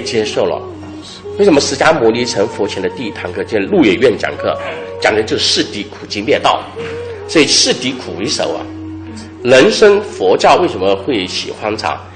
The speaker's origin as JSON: {"language": "Chinese", "country": "China", "said": "这种苦去甘来又吻合了我们中国人传统人的教育教育人的方法"}